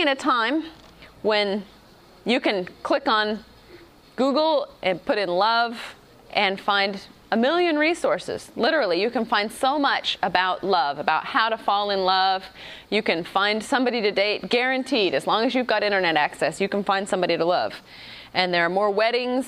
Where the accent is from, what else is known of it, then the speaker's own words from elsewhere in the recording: United States; my husband is from Africa, and I grew up in America